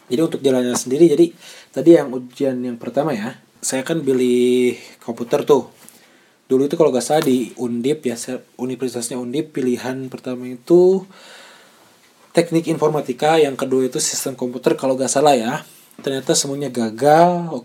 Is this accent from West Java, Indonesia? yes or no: yes; Majalengka, West Java, Indonesia; moved away as an adult; also born or lived in Bandung; saya lahir di sana di Majalengka dan besar di sana sampai SMA. Setelah SMA baru saya pergi ke Bandung untuk melanjutkan kuliah ya